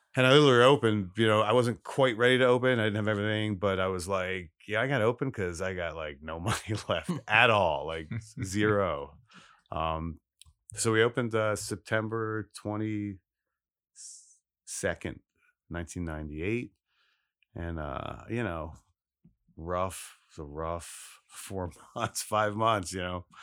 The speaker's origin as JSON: {"language": "English", "town": "Philadelphia", "region": "Pennsylvania", "country": "United States", "tie": "born or raised there", "also_born_or_lived": "Los Angeles / Italy / New York / Alaska"}